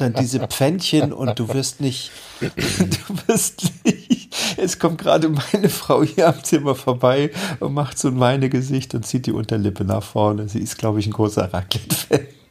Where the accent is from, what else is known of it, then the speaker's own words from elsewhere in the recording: East Germany, Germany; ich bin in der DDR aufgewachsen.